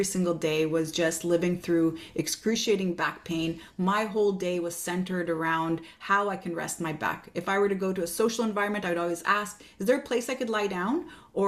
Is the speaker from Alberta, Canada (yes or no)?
no; Montreal, Quebec, Canada; Oh, I'm from Montreal, Quebec, Canada.